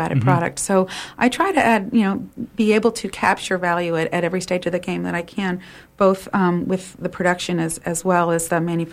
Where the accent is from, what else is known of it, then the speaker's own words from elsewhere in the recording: Maine, United States; I'm from Maine